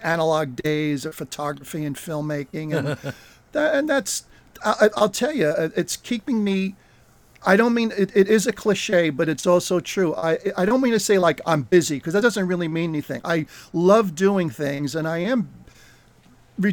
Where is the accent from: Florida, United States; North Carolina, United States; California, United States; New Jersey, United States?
New Jersey, United States; Brought up pretty much in New Jersey